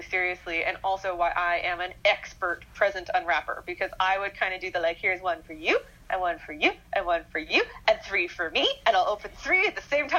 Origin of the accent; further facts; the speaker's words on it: Winnipeg, Manitoba, Canada; now in Vancouver, Canada; when I came home from Vancouver for my first Christmas back in Winnipeg